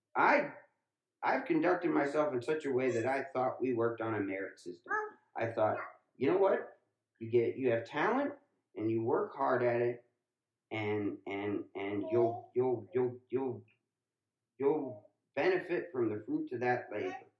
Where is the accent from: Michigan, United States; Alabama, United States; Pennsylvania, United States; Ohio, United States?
Ohio, United States; when I was growing up in Ohio.